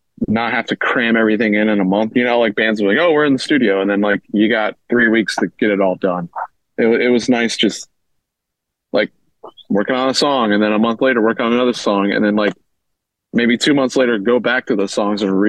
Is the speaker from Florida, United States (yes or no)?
yes; Florida, United States; I'm from Florida